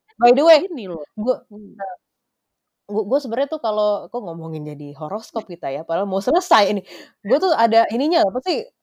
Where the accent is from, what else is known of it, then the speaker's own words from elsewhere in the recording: Indonesia; gue orang Indonesia